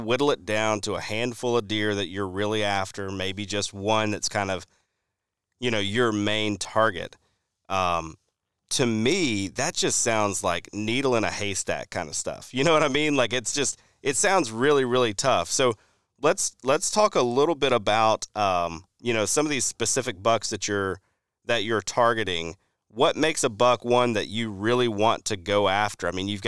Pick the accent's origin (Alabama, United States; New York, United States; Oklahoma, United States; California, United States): Alabama, United States; I think of a place we were on when I growing up in Alabama